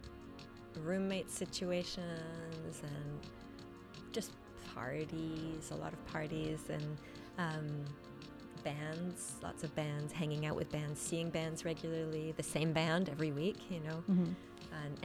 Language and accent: English; Toronto, Ontario, Canada; we used to go to a club called the Voodoo Club in Toronto in the 80s, and I think the first time we went there, I think we were 13 years old.